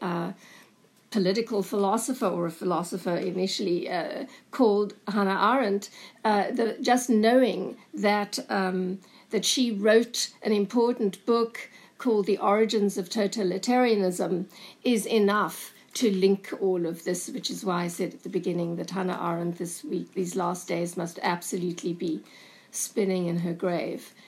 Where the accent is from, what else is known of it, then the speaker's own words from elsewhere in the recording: South Africa; moved away as an adult; also born or lived in Cape Town / Berlin; growing up in apartheid South Africa